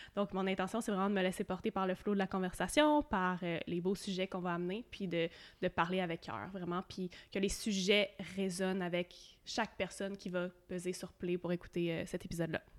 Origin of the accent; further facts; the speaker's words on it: Quebec, Canada; à partir de mi-2018, je suis partie du Québec